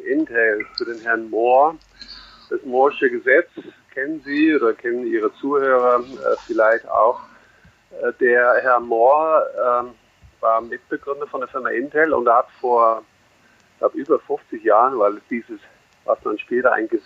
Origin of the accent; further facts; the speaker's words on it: Netherlands; German is a second language; now in Germany; Ich bin äh, Holländer, der in Deutschland wohnt seit langer Zeit, jetzt hier in der Nähe von München.